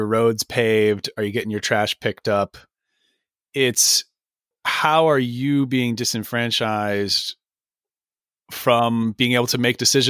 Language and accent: English; California, United States; I'm from California